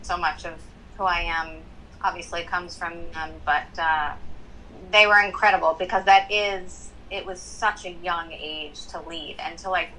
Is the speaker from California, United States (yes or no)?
no; Miami, Florida, United States; also born or lived in Boca Raton, Florida; I was born and raised in Miami, Florida.